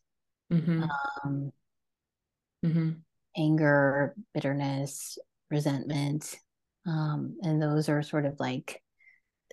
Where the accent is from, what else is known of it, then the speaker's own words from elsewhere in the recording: New Jersey, United States; also born or lived in California / Washington; now in Connecticut, United States; I have born and raised in New Jersey